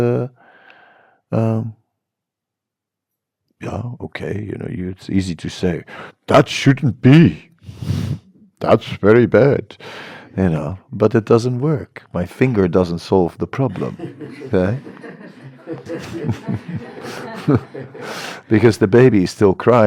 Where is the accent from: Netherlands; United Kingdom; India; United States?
Netherlands; I'm from the Netherlands